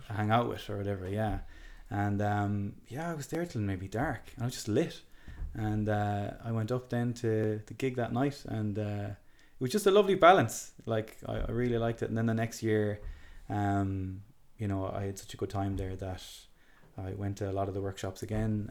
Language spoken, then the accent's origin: English; Galway, Connacht, Ireland; I was raised in in Key Street and Galway City